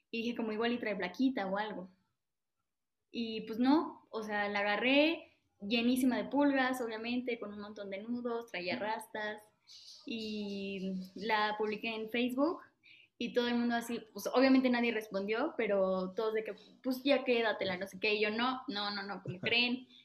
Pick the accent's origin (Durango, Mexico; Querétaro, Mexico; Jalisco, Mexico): Querétaro, Mexico; San Juan del Río; Así es, soy